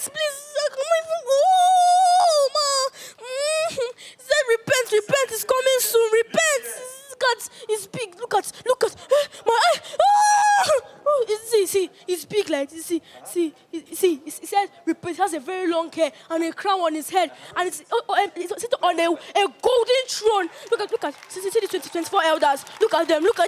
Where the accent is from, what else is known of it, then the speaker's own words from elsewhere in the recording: Anambra, Nigeria; I'm from Nigeria, Anambra State.